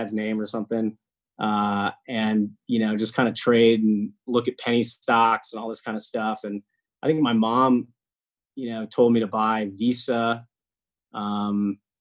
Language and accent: English; Iowa City, Iowa, United States; moved away as an adult; now in California, United States; I grew up in Iowa City, and I lived most of my life there